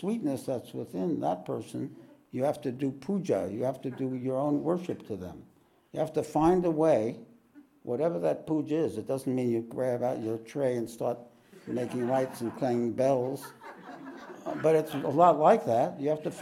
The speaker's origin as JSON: {"language": "English", "region": "New York", "country": "United States", "moved": "yes", "said": "I'm from New York"}